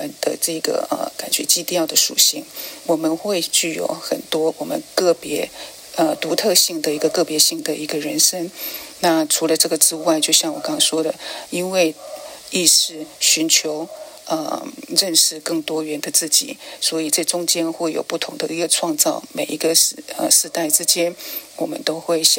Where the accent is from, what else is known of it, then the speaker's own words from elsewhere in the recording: China; 甚至像我们中国人所谓的一些节气，也都是因为这样而产生